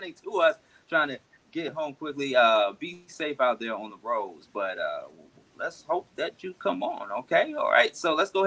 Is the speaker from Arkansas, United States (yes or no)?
no; Atlanta, Georgia, United States; the ATL, of course, my hometown